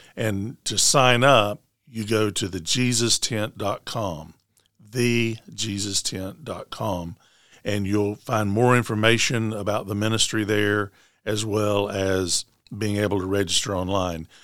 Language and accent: English; Smyrna, Tennessee, United States; moved away as an adult; also born or lived in Canada / Nashville; I'm from Middle Tennessee, from Rutherford County, graduate, graduate of Smyrna High School